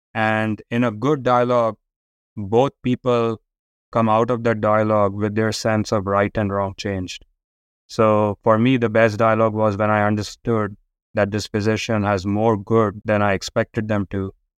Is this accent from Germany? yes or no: no; India; growing up in India